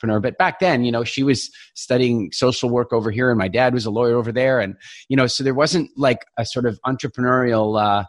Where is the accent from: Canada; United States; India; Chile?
Canada; Eastern Canada; I grew up in Eastern Canada.